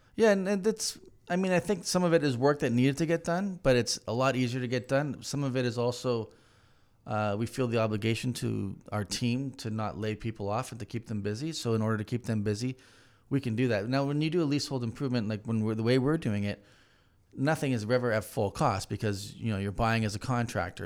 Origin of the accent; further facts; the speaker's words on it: Hamilton, Ontario, Canada; moved away; I'm from Hamilton originally